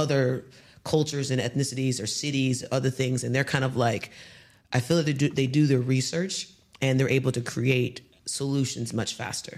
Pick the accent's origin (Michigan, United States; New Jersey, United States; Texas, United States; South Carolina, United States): Texas, United States; Houston; moved away as an adult; now in Dubai, United Arab Emirates; coming from Houston